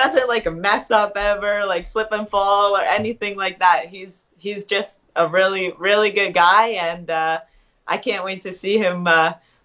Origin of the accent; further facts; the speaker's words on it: Canada; I was born in Canada